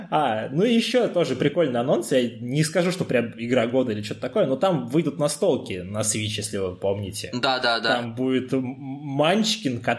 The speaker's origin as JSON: {"language": "Russian", "town": "Tomsk", "region": "Tomsk Oblast", "country": "Russia", "moved": "yes", "lives_now": "Moscow, Russia", "said": "когда переехал в Москву из Томска, вся моя коллекция настольных игр осталась у меня там."}